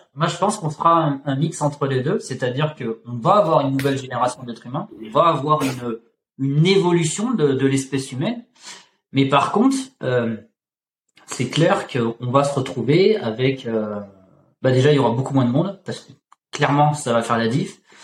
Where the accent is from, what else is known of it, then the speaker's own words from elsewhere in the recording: Auvergne-Rhône-Alpes, France; je viens je viens d'Auvergne